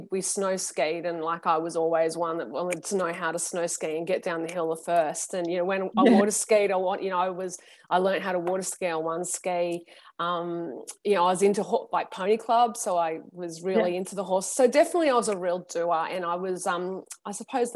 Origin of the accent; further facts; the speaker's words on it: Sydney, New South Wales, Australia; I grew up on the southern beaches of Sydney, so around the Cronulla area